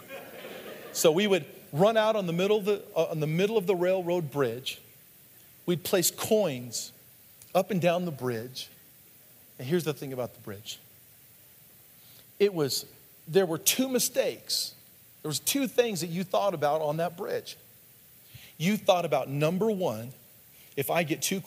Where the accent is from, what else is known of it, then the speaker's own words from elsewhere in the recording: the Northwest, Pacific Northwest, United States; When I was a kid, growing up in the Northwest, there's lots of bridges there.